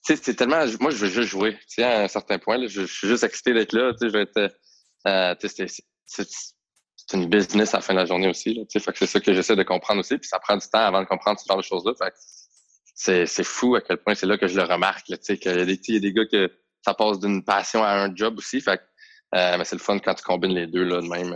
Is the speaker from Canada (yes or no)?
yes; Montreal, Quebec, Canada; on vient tous de backgrounds tellement différents, mais on vient tous de Montréal